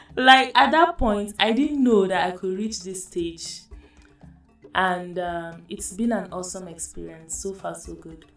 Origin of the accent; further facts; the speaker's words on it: Adamawa, Nigeria; I'm from Adamawa State. I'm Baza by tribe